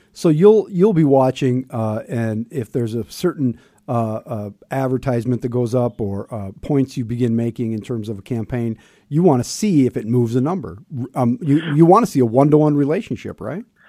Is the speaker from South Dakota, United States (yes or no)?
yes; Sioux Falls, South Dakota, United States; Growing up on the North End